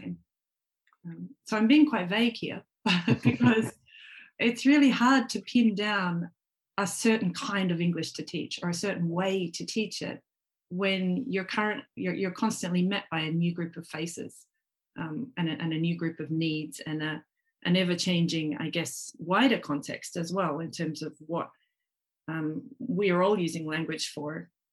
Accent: Australia; now in Japan; I'm Australian

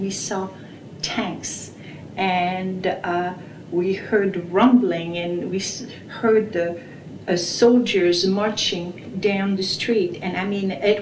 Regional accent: Brussels, Brussels-Capital Region, Belgium; moved away; I was born in Brussels, Belgium, in 1935.

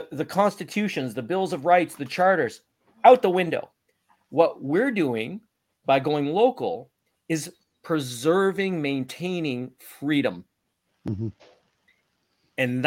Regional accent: Canada; I've never felt so proud to be Canadian

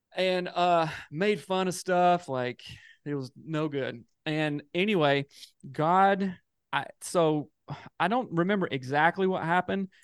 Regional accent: Greer, South Carolina, United States; moved away; I'm from the South in South Carolina and moved out here

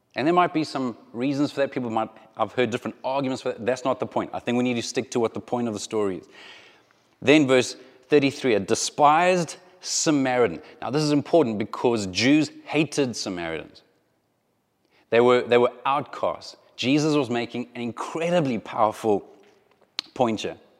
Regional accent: South Africa; moved away; if you grew up in South Africa at the same time that I grew up in South Africa

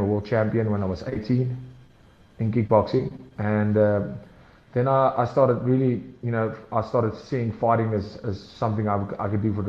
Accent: Hartbeespoort, North West, South Africa; moved away as an adult; now in Pretoria, South Africa; I moved from Hartbeespoort. That's where I went to high school. That's where my parents are from. That's where we lived

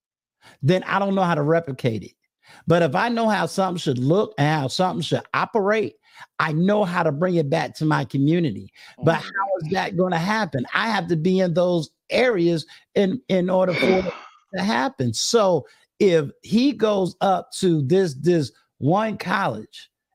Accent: Virginia, United States; HBCU that's right here in my home state

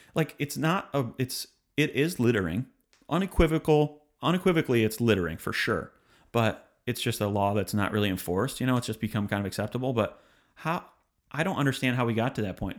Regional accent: Detroit, Michigan, United States; now in Nashville, United States; I come from Detroit, Michigan, the Motor City

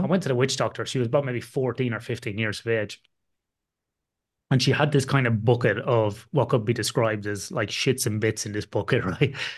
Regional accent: the middle of Ireland, Midlands, Ireland; my hometown in the middle of Ireland

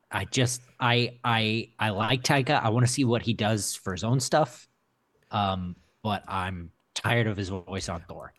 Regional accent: Midwest, United States; I'm from the Midwest

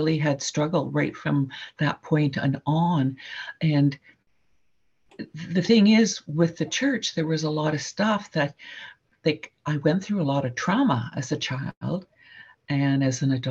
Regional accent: Saskatchewan, Canada; also born or lived in Alberta; I grew up mostly on the prairies in Saskatchewan

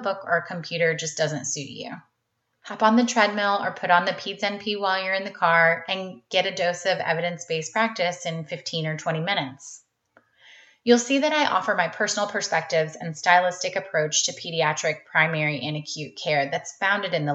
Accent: North Carolina, United States; I'm originally from North Carolina and went to undergrad at UNC

